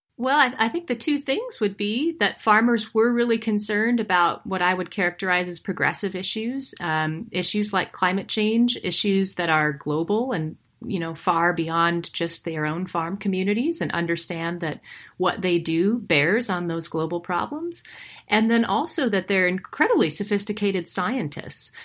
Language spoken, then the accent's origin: English; Montana, United States; I am originally from the same part of the U S as these farmers. I'm from Montana.